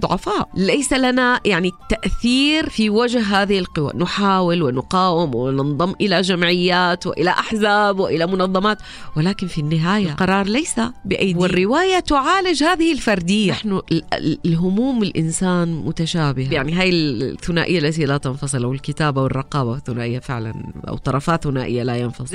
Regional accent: Raqqa, Raqqa Governorate, Syria; moved away as an adult; also born or lived in Aleppo, Syria; now in Amman, Jordan

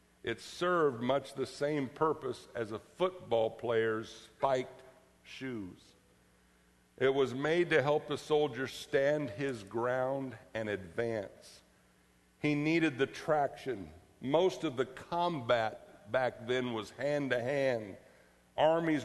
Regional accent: Florida, United States; growing up in Florida

